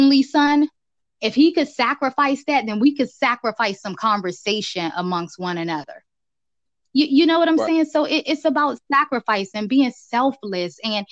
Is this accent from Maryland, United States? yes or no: no; Washington, District of Columbia, United States; also born or lived in Virginia; me growing up in Southeast DC